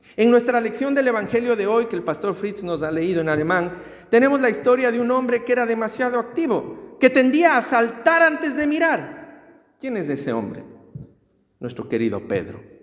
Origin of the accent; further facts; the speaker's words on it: Ecuador; En mi tierra es, en el Ecuador